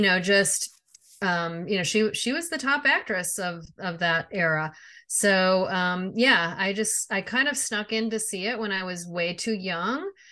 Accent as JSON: {"language": "English", "area": "outside of Chicago", "region": "Illinois", "country": "United States", "tie": "born or raised there", "said": "we grew up outside of Chicago"}